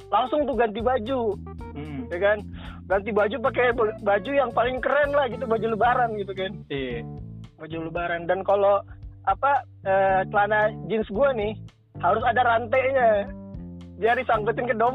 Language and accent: Indonesian; Jakarta, Indonesia; iya bahasa Betawi gue orang Betawi kan